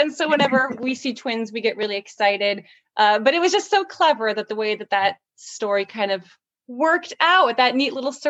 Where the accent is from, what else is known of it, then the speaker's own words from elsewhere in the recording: Tacoma, Washington, United States; I grew up in Tacoma, Washington, and we would only get snow a couple days out of the year